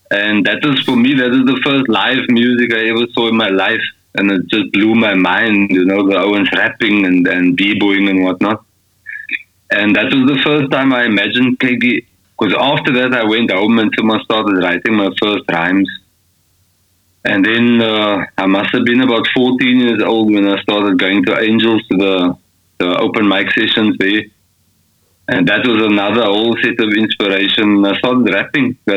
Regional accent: Scottsville, South Africa; moved away as an adult; now in Austria; I grew up in Scottsville.

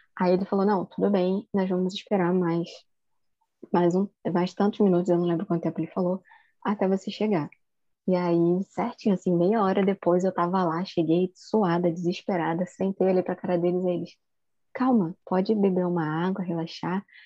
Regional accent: Rio de Janeiro, Brazil; sou de Campo Grande, zona oeste do Rio de Janeiro

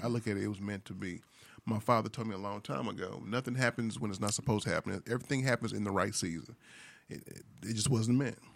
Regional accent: St. Louis, Missouri, United States; also born or lived in Sacramento, California; I was born and raised in Saint Louis

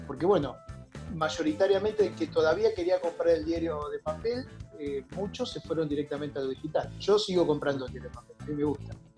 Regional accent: Carreras, Santa Fe, Argentina; moved away as an adult; also born or lived in Rosario; now in Buenos Aires, Argentina; yo nací en Rosario, por eso es que digo, documento dice nacido Rosario

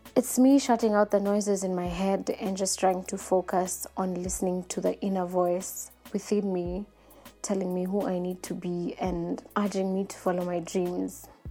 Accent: Nairobi, Kenya; I'm an African lady, born and bred in Nairobi, Kenya.

